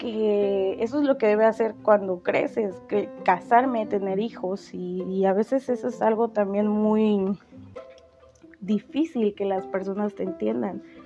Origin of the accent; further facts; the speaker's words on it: Veracruz, Mexico; yo soy de Veracruz y aquí hace demasiado calor